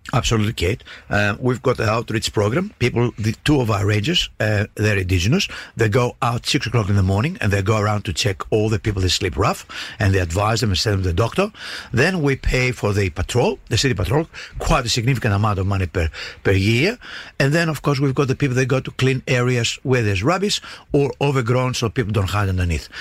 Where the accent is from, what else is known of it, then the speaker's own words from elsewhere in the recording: Greece; now in Darwin, Australia; where I grew up in Greece